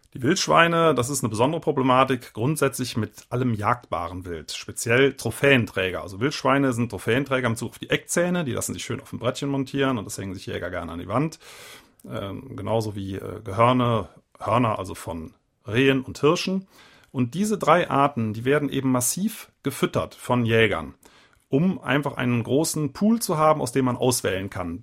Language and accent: German; Eifel, Rhineland-Palatinate, Germany; ich komme ja aus der Eifel